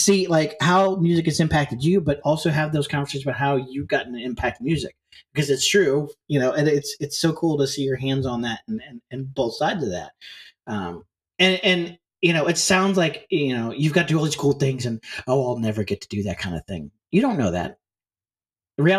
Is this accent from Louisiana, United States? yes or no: no; St. Louis, Missouri, United States; moved away; also born or lived in Northern Iowa; I grew up, I grew up around St. Louis, but I moved away to St. Louis for a little while. I moved to Northern Iowa